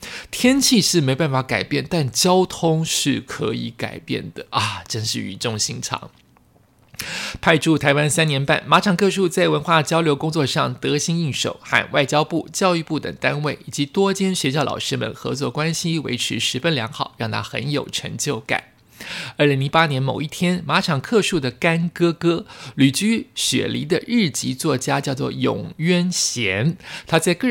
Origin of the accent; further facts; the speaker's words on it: Sendai, Miyagi, Japan; Chinese is a second language; moved away as an adult; also born or lived in Hokkaido; now in Taiwan; 虽然我是东北人呐，仙台出生，在北海道读大学，大家都认为我很耐寒，但是不行啊。